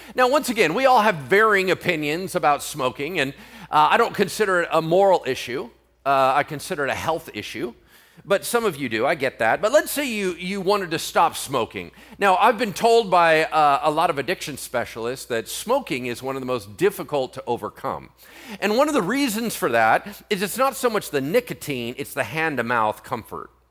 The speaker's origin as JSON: {"language": "English", "country": "United States", "said": "I'm American"}